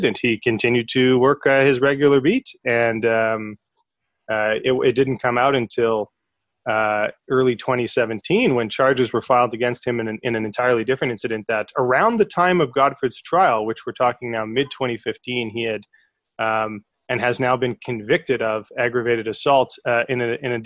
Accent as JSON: {"language": "English", "town": "Calgary", "region": "Alberta", "country": "Canada", "tie": "born or raised there", "also_born_or_lived": "Toronto", "said": "we actually met as far back as grade four growing up in Calgary"}